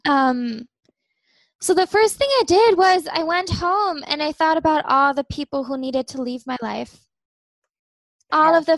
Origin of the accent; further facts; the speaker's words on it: Germany; now in Amsterdam, Netherlands; So my family's from Pittsburgh, but I grew up in Germany. I live in Amsterdam, Netherlands now.